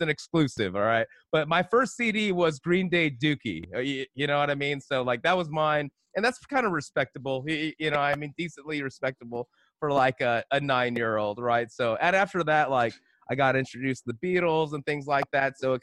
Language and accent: English; California, United States; I'm from California